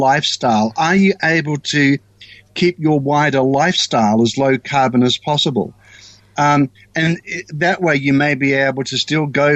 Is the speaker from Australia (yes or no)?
yes; Australia; moved away as an adult; now in New Zealand; I'm actually Australian